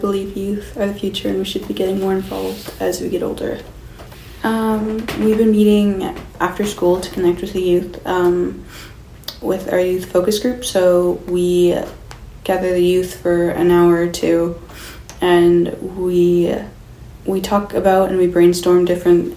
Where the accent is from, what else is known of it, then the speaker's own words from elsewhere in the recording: Skowkale, British Columbia, Canada; I'm 17 and I'm from Schuylkill